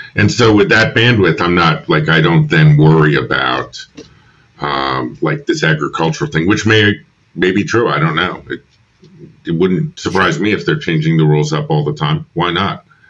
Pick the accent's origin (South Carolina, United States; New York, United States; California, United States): New York, United States; moved away as an adult; also born or lived in Philadelphia; I'm from New York originally.